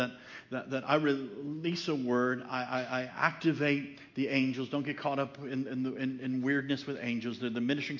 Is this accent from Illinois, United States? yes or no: yes; Chicago, Illinois, United States; now in Franklin, United States; I grew up in Chicago